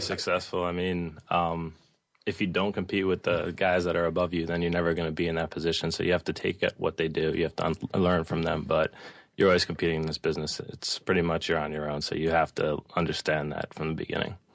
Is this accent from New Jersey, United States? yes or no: yes; Bergen County, New Jersey, United States; also born or lived in Staten Island, New York; I grew up in northern New Jersey in Bergen County. Um, I actually was born in Staten Island, but moved there when I was very young